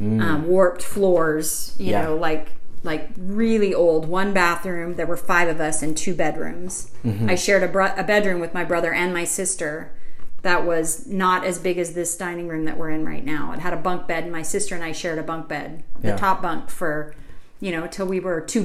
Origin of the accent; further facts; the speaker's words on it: North Dakota, United States; The town I grew up in, still to this day, is about 200 people.